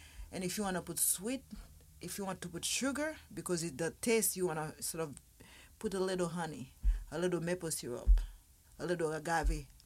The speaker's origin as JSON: {"language": "English", "country": "Haiti", "said": "I'm just from Haiti"}